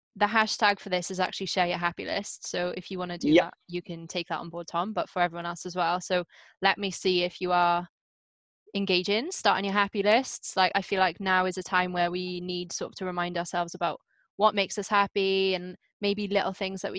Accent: Wales, United Kingdom; I'm Welsh.

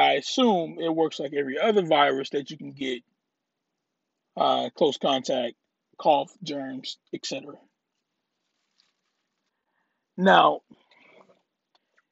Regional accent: Louisiana, United States; now in Texas, United States; now, I live in Texas. I'm originally from Louisiana

